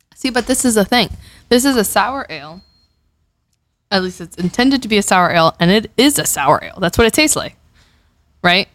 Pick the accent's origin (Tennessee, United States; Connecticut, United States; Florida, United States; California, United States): Florida, United States; Miami; from Miami, Florida. It's my hometown. It's where you know Carlos and I grew up.